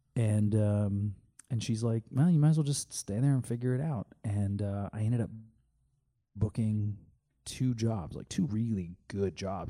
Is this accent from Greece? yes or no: no; Canada; moved away as an adult; also born or lived in Calgary, Canada; now in California, United States; I am Canadian, and this was when I lived in Calgary.